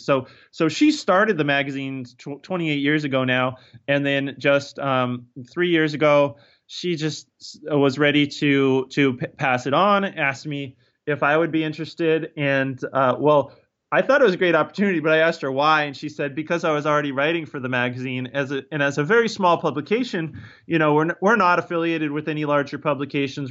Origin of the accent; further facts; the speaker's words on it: Northern Virginia, United States; moved away as an adult; also born or lived in Pennsylvania / Maine; now in Cornville, Maine, United States; I grew up in, in, in the state of Virginia, uh, but in Northern Virginia, up, up close to, um, Washington, D C, where, um, uh, where it's very suburban